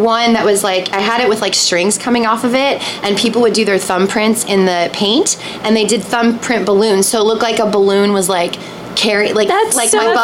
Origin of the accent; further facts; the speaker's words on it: California, United States; I was born and raised in California.